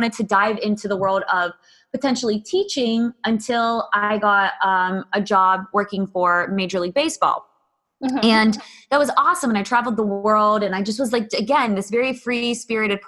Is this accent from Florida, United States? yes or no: no; Pittsburgh, Pennsylvania, United States; I grew up in Pittsburgh and grew up suburbs